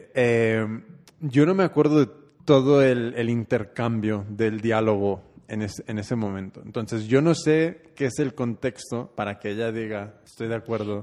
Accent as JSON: {"language": "Spanish", "town": "Oakland", "region": "California", "country": "United States", "tie": "born or raised there", "said": "Yo soy nacido y criado en Oakland"}